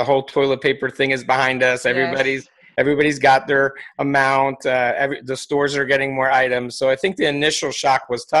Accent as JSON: {"language": "English", "region": "East Coast", "country": "United States", "tie": "born there", "said": "I've lived all over the United States. I was born on the East Coast."}